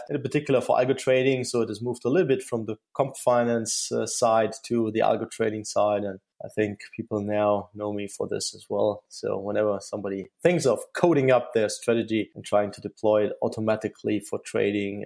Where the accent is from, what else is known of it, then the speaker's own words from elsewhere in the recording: Saarland, Germany; moved back to my hometown in the Saarland area due to the family